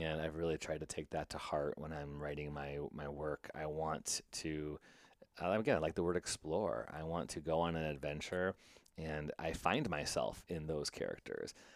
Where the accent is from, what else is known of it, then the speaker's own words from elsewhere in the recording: Midwest, United States; growing up in the Midwest